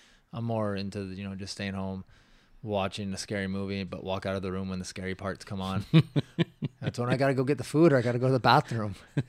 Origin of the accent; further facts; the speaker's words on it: Washington, United States; Where I grew up in Washington, the houses were, you couldn't see your neighbors.